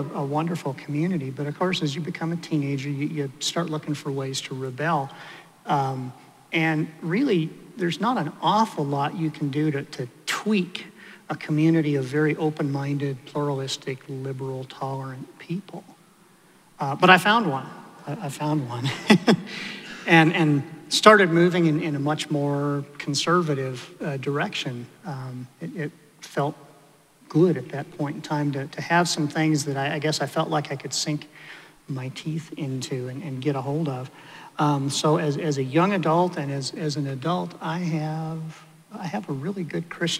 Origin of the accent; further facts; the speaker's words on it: Denver, Colorado, United States; I grew up in Denver. I was raised in a liberal Methodist church